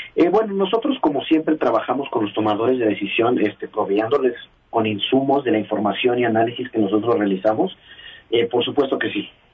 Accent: Mexico City, Mexico; los que somos chilangos

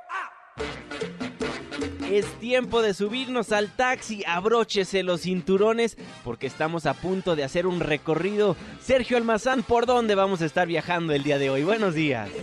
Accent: Mexico; Somos mexicanos todos

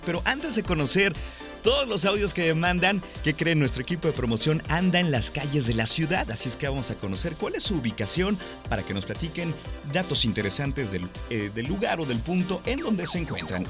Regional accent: Guadalajara, Jalisco, Mexico; ya estamos en las calles de Guadalajara y como buenos tapatíos venimos a hacer ejercicio

